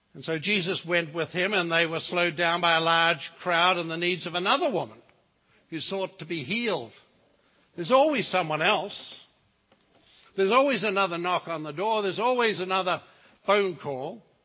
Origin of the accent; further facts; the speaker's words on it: New Zealand; moved away; I come from the Lord of the Rings country.